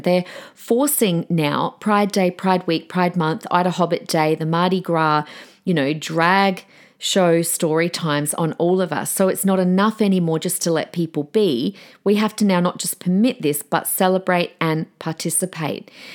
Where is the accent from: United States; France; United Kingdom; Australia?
Australia